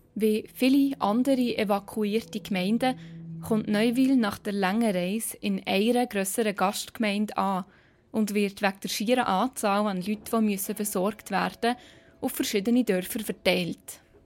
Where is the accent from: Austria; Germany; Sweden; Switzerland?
Switzerland; Bern; accent: Bernese; Auch wenn ich so viel Bern rausnehme, wie es geht